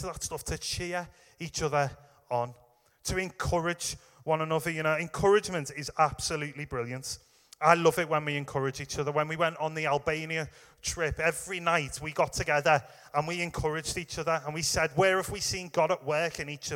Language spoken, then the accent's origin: English; England, United Kingdom; we're English.